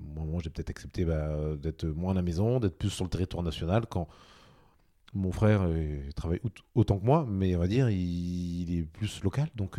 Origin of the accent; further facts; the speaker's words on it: Normandy, France; je suis un Normand, j'habite à Lançon